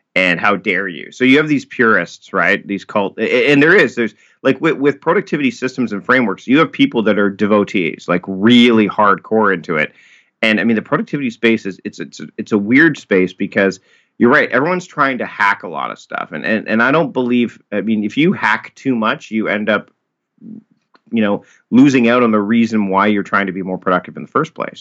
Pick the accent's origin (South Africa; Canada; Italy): Canada; Hamilton, Ontario; moved away as an adult; now in Victoria, Canada; I was born and raised in Hamilton, Ontario